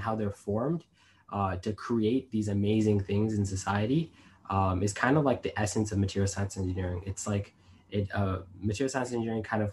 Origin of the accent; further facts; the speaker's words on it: United States; I was born in the United States